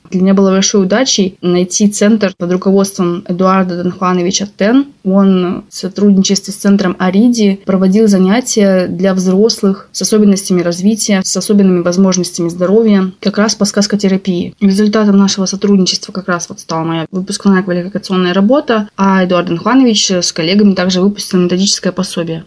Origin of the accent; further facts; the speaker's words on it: Khabarovsk, Khabarovsk Krai, Russia; moved away as an adult; also born or lived in Saint Petersburg; когда я в 2013 году вернулась в Хабаровск